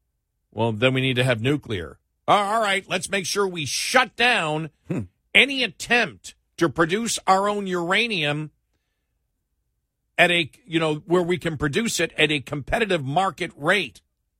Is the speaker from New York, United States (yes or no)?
yes; Buffalo, New York, United States; moved away; I know. I grew up in Buffalo.